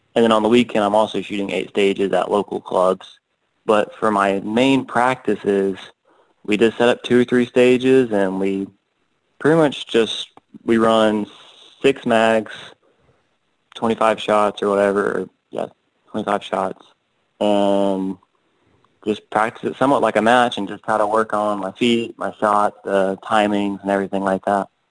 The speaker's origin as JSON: {"language": "English", "town": "Canton", "region": "Georgia", "country": "United States", "said": "I'm from Georgia. I in Canton, about an hour north of Atlanta"}